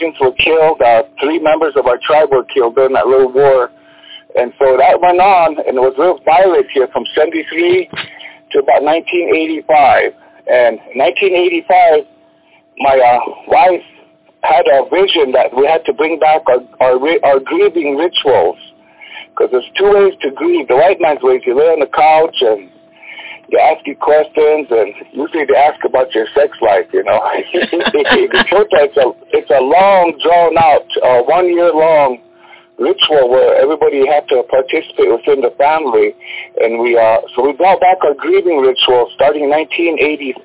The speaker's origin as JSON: {"language": "English", "area": "Oyuhpe band", "region": "South Dakota", "country": "United States", "also_born_or_lived": "Berlin, Germany", "said": "I come from the Uyukhpe"}